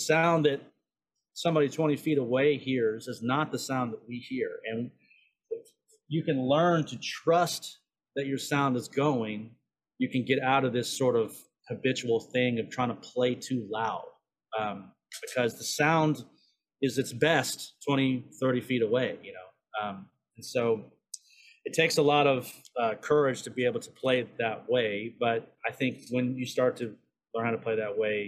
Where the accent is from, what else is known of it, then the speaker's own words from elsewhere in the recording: North Carolina, United States; moved away as an adult; also born or lived in Charleston, South Carolina / Michigan / New York / Austin, Texas; now in Texas, United States; I was born in Charleston, but I grew up in North Carolina.